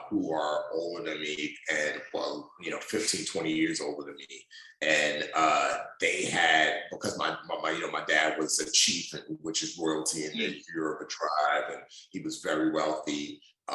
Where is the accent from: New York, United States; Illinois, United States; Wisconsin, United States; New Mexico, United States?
New York, United States; New York City; also born or lived in Nigeria; I was born in Nigeria through some circumstances with the Nigerian government. My father died and my mom and I moved with my brother to the United States. I grew up in the Bronx, New York City